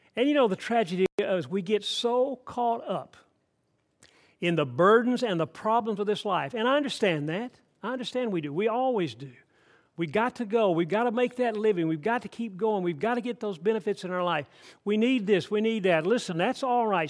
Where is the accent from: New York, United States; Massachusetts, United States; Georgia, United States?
Georgia, United States; Atlanta; I grew up in Atlanta, Georgia. I grew up in city, big city